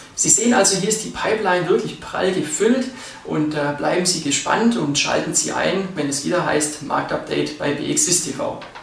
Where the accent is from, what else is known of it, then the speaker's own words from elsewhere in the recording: Switzerland; bei uns in der Schweiz